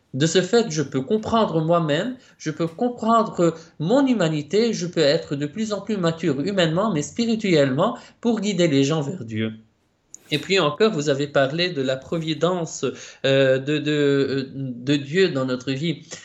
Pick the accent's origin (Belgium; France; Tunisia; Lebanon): Lebanon; moved away as an adult; now in Rome, Italy; je suis né au Liban et puis je suis entré au séminaire de ma congrégation au Liban en 2010